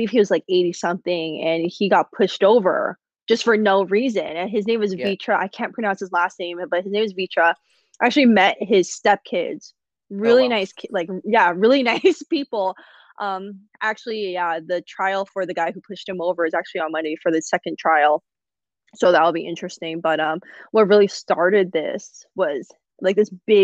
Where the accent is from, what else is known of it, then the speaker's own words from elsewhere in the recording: United States; first language Cantonese; also born or lived in San Francisco / Shanghai, China; being Asian American, it's not easy as well